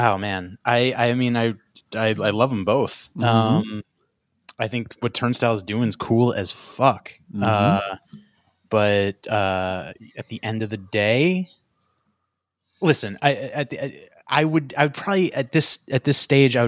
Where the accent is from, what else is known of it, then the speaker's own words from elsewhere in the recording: New York City, New York, United States; now in California, United States; I'm from Long Island, Queens